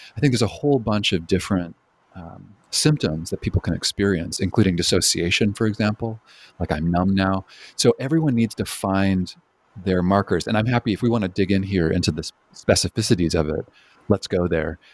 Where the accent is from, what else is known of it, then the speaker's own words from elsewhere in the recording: Canada; moved away; also born or lived in British Columbia; I'm originally from Canada